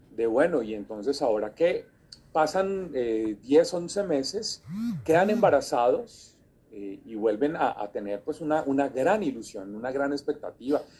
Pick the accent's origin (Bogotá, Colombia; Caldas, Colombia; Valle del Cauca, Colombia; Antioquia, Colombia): Bogotá, Colombia; de la ciudad capital donde yo nací, en Bogotá